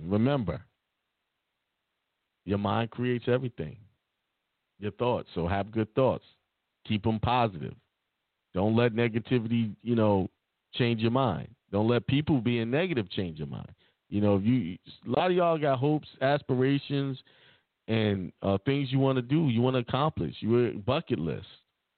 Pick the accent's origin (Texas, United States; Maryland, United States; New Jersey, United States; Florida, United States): Florida, United States; also born or lived in Germany; I was born in Germany but lived in Florida all my life.